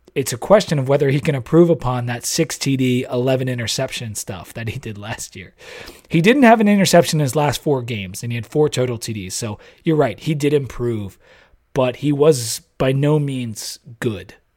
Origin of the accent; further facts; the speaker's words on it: Delaware, United States; I'm from Delaware